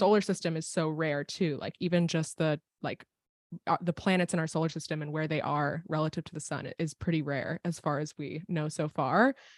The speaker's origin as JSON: {"language": "English", "town": "State College", "region": "Pennsylvania", "country": "United States", "tie": "born or raised there", "said": "I was at Penn State at the time, which is where I grew up. I grew up in Pennsylvania."}